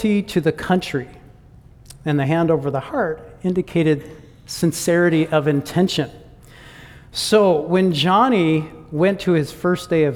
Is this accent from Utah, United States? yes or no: no; Michigan, United States; moved away as an adult; I am from the United States. And I grew up in Michigan